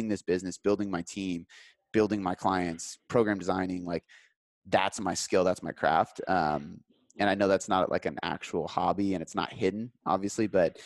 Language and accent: English; Seattle, Washington, United States; I'm in Seattle, so we watch the Sounders.